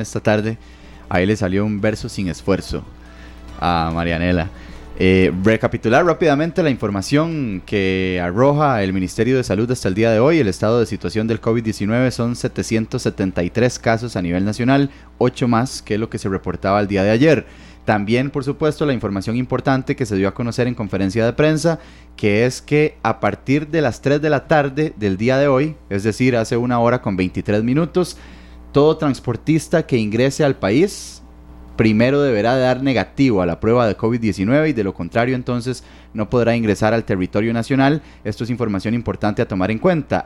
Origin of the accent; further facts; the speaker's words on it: Heredia, Costa Rica; yo que soy de Heredia, en ese sector específicamente, en San Rafael